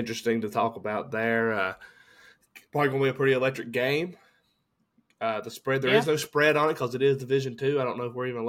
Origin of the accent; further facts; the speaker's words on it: Virginia, United States; we are from Virginia